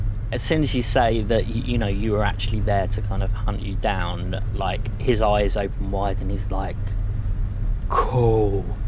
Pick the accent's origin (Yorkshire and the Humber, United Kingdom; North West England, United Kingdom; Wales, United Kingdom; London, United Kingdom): London, United Kingdom; because as you say, I'm from London, you look at her face and it says it all, really.